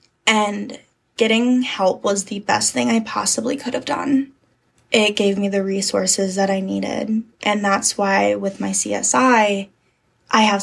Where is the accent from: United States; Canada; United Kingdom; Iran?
United States; Sparta, Wisconsin; also born or lived in La Crosse, Wisconsin / Georgia; I grew up in Sparta